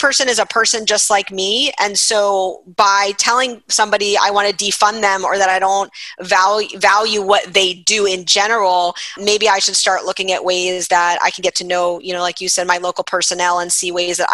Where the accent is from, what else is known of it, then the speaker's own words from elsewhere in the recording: Miami, Florida, United States; I'm from Miami